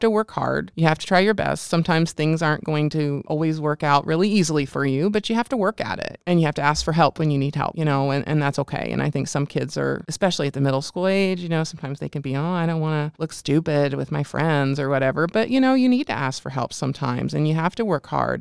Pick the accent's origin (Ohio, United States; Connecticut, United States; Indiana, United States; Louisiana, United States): Indiana, United States; near Cincinnati, Ohio; also born or lived in Bloomington, Indiana; grew up in Indiana in a small town and went to school K through twelve there